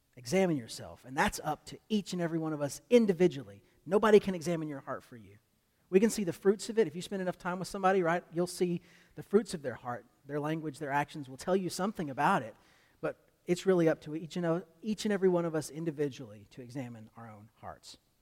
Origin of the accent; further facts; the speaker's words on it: United States; as American Christians